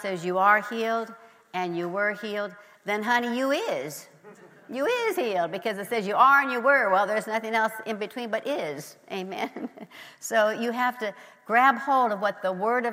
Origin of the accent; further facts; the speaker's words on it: Nebraska, United States; I grew up in Nebraska